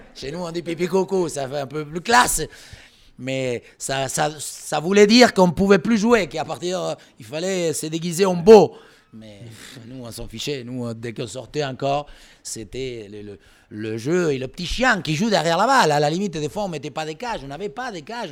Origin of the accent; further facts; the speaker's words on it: Olavarría, Buenos Aires Province, Argentina; French is a second language; moved away as an adult; also born or lived in Paris, France / Tours, France; now in France; Je viens de Olavarria, c'est à 500 km de Buenos Aires, où dans les années 50, euh, euh, il y avait donc que des pâturages